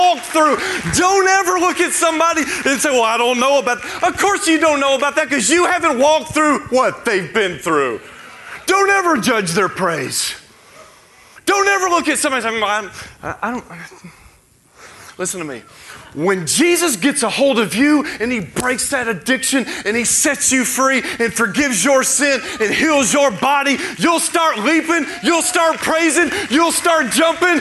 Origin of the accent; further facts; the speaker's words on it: Tennessee, United States; I'm from Tennessee, where there are deer everywhere